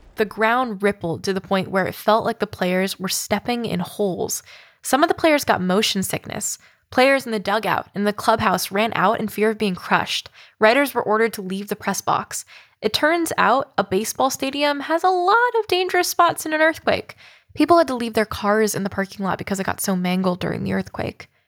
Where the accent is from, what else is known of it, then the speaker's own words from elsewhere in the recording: Oakland, California, United States; I am from Oakland, California